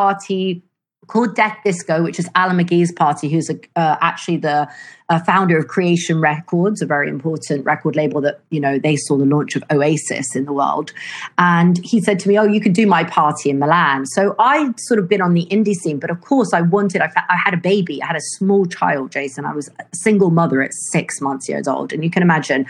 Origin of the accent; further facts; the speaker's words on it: London, United Kingdom; now in Italy; I grew up in London